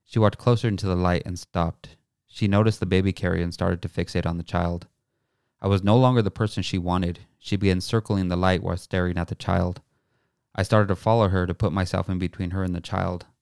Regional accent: Pueblo, Colorado, United States; I grew up on East thirteenth and Pueblo, Colorado

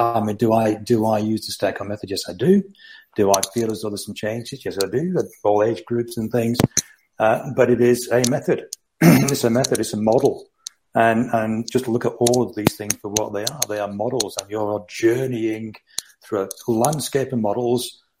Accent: Rochdale, North West England, United Kingdom; I'm Rochdale near Manchester originally

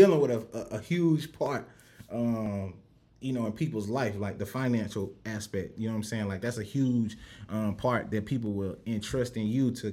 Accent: Rock Hill, South Carolina, United States; growing up in Rock Hill

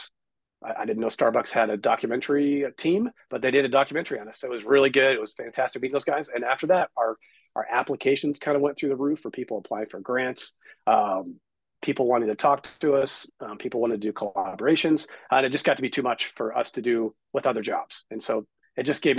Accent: Southern California, United States; I grew up here in Southern California

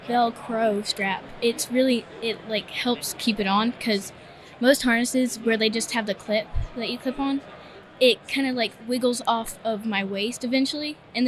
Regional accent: Pilot, Virginia, United States; So I'm from Pilot, Virginia, and we're right up in the mountains.

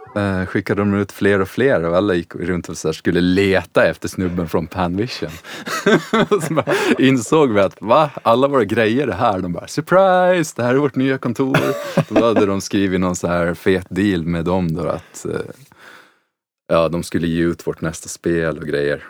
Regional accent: Åland Islands; moved away as an adult; also born or lived in Stockholm; jag är ju uppväxt på Åland

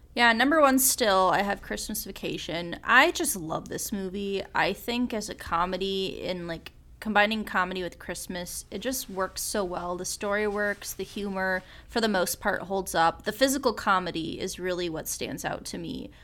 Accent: suburban Midwest, United States; someone from a, w, like, a suburban Midwestern ta, like, city area

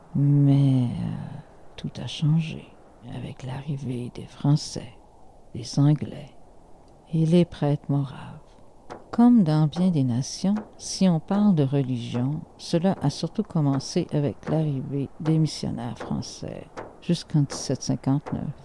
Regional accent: North Shore of Quebec, Canada; accent: Québécois; j'ai un accent québécois quand je parle, les gens me demandent mais d'où viens-tu Du Nunavik Du Nunavut Eh bien non. Je suis né sur la côte nord du Québec

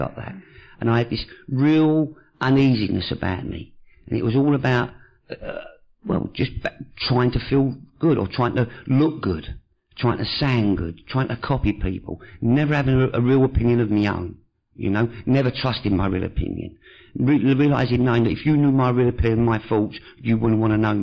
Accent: London, United Kingdom; I was born in Hackney with an Italian father, a French mother, and brought up by Jewish people

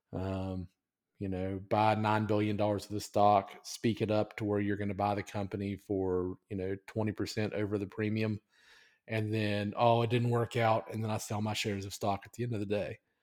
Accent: United States; as an American

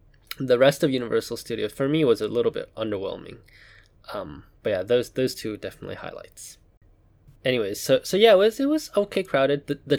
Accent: Hong Kong; Now, I grew up in Hong Kong. Hong Kong does not have a large Jewish population.

